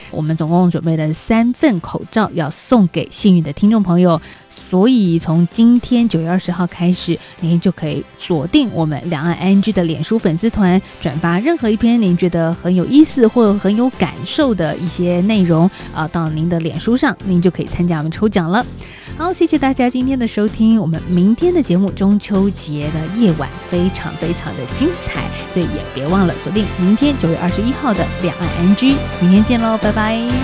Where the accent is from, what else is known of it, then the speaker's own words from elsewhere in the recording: Taiwan; 体验一下我们台湾人所喜爱的月饼